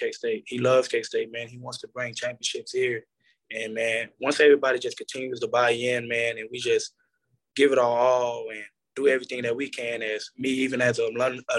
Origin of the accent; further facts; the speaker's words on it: Arlington, Texas, United States; moved away as an adult; also born or lived in Lubbock, Texas / Kansas; growing up in Arlington, I mean, the Cowboys is right there